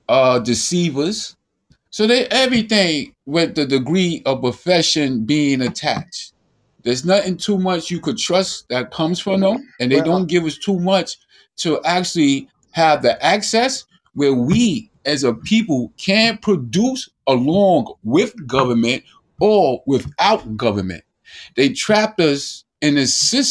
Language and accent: English; United States; as an American